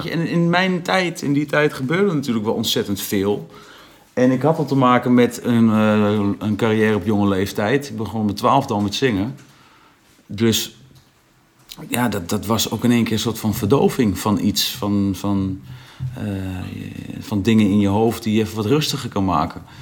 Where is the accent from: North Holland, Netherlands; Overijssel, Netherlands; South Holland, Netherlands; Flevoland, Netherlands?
Overijssel, Netherlands; In, in Twente, waar ik vandaan kom, ik kom echt uit een boerendorp.